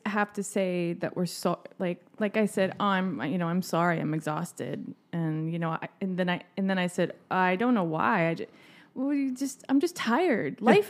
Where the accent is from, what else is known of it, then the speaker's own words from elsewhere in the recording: Tyler, Texas, United States; No, I grew up in Tyler.